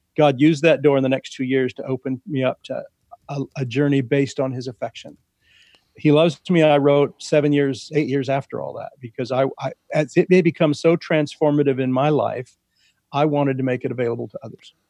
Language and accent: English; Central California, United States; in my father's vineyard growing up in Central California